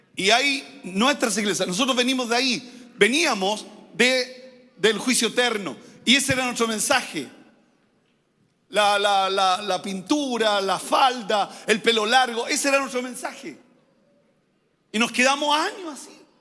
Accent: Santiago, Santiago Metropolitan, Chile; no nacimos allá, arriba en el sector oriente de Santiago, nacimos en los sectores populares

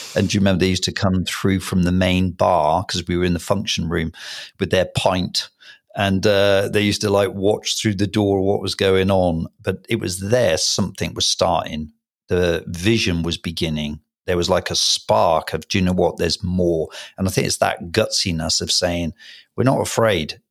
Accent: Hereford, West Midlands, United Kingdom; Special place, obviously, in my heart, because it's my hometown.

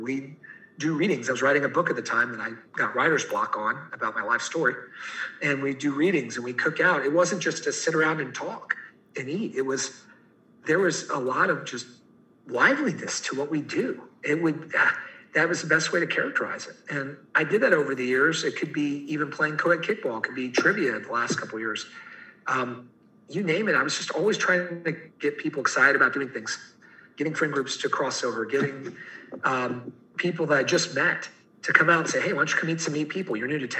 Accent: Fort Worth, Texas, United States; I moved over from Fort Worth, Texas

